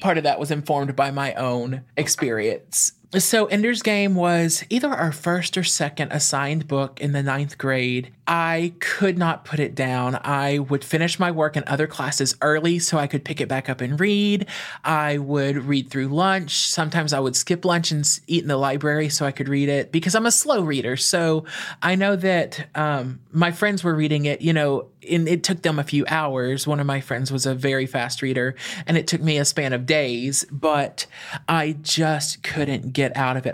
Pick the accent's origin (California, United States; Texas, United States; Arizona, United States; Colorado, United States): Texas, United States; East; moved away as an adult; now in Louisiana, United States; I grew up in a small town in East Texas. I grew up on a twenty-acre farm in the middle of nowhere